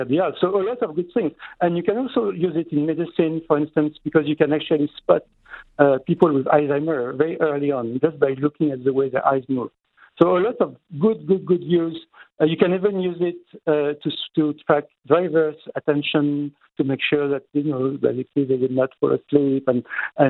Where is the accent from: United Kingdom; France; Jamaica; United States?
France; now in Montreal, Canada; in my home country, in France